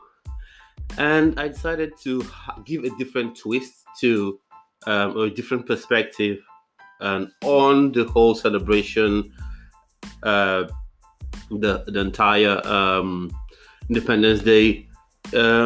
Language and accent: English; Nigeria; moved away as an adult; also born or lived in Exeter, United Kingdom; now in United Kingdom; Now, I grew up in Nigeria, I was born in the UK, but eventually, I moved over to Nigeria with my parents, and I lived in Nigeria for a very long time before moving back for the better part of a decade to the UK.